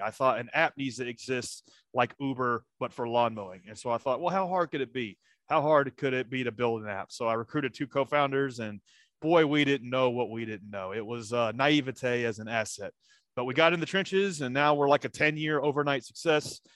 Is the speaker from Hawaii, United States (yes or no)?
no; Nashville, Tennessee, United States; grew up around Nashville, Tennessee